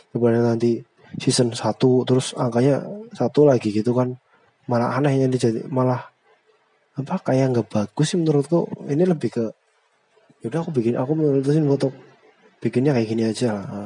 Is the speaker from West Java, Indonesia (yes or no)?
no; Brebes, Central Java, Indonesia; accent: Ngapak (northern); logatnya mirip-mirip aku aku kan dari Brebes dia dari Banyumas sama-sama ngapak cuma bedanya aku ngapak utara dia ngapak selatan